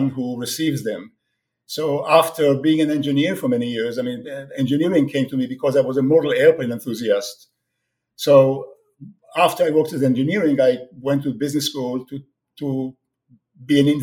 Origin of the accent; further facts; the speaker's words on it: Israel; moved away as an adult; also born or lived in France / United States; now in Toronto, Canada; I was born in Israel many years ago, and I served in the Israeli army in the Six Days War, 67.